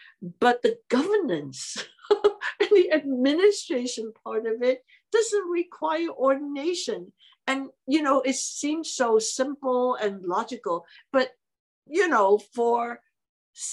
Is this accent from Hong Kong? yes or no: yes; Hong Kong; English is a second language; moved away as an adult; now in United States; I was born and raised in Hong Kong.